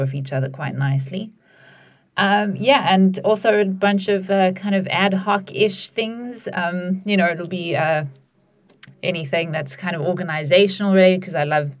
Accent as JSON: {"language": "English", "country": "South Africa", "moved": "as an adult", "lives_now": "United Kingdom", "said": "I also recently moved here from a different country. I'm from South Africa"}